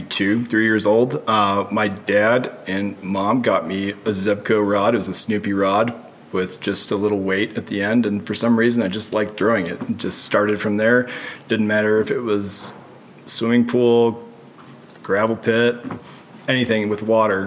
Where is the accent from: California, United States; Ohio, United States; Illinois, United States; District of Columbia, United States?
Illinois, United States; outside Chicago; I was born outside Chicago, Illinois